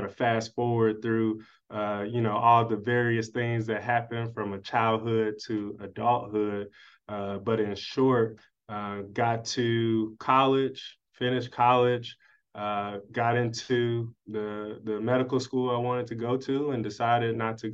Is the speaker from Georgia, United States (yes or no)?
no; Wellston, Missouri, United States; now in Los Angeles, United States; Originally from St. Louis, Missouri, specifically, grew up in Wellston